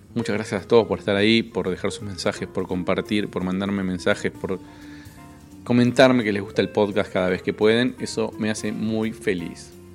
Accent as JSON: {"language": "Spanish", "town": "Cipolletti", "region": "Río Negro", "country": "Argentina", "said": "Chipoleti, que es la ciudad de donde soy yo"}